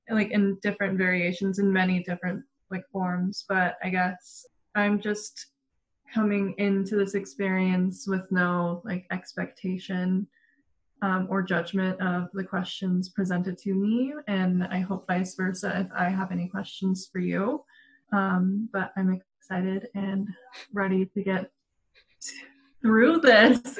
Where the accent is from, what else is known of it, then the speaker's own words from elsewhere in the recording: Denver, Colorado, United States; growing up in Denver and seeing it change